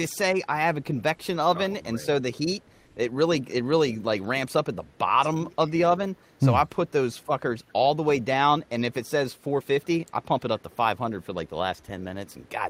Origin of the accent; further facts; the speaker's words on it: Ireland; And as an Irishman, I commend you.